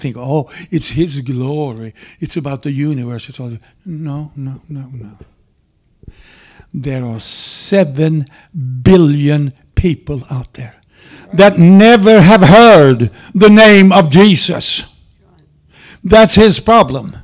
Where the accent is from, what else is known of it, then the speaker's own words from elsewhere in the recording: Sweden; moved away; I'm not an Okie. Yes, I'm from Sweden. Yes, from Sweden